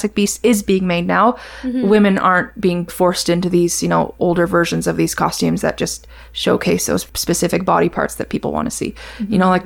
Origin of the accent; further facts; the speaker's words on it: Canada; being Canadian